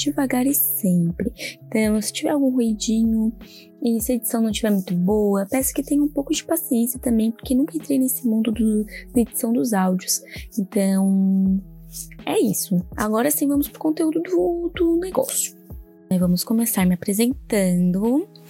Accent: Orleans, Santa Catarina, Brazil; moved away as an adult; now in Criciúma, Brazil; eu sou natural de Orleans, hoje eu moro em Criciúma por conta do trabalho mesmo

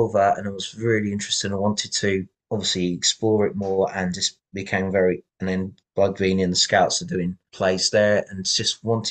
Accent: Valencia, Valencian Community, Spain; also born or lived in Essex, England; I grew up in Valencia, Spain

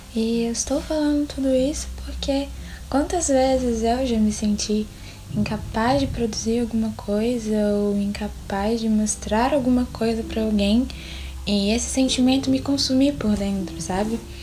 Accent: Belo Horizonte, Minas Gerais, Brazil; sou de Belo Horizonte

